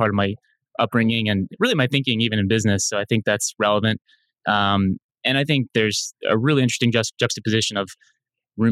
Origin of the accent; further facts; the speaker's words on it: Anna Maria, Florida, United States; also born or lived in Jacksonville, Florida; I'm a Floridian. I grew up on the west coast of Florida on Anna Maria Island